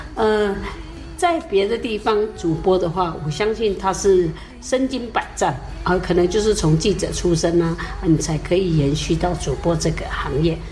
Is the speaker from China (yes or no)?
no; Jianshi, Hsinchu County, Taiwan; 从小就在玉峰村长大，那么也常常有听到老人家都用主语对话